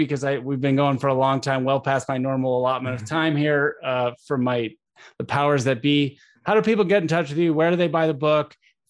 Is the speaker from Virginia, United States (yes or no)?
no; Tucson, Arizona, United States; I grew up in Tucson, Arizona.